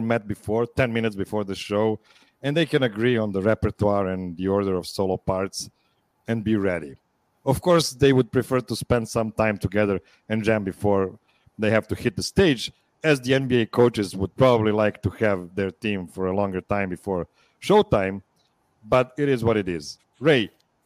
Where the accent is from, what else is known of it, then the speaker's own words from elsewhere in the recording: Pančevo, Vojvodina, Serbia; used to live in my hometown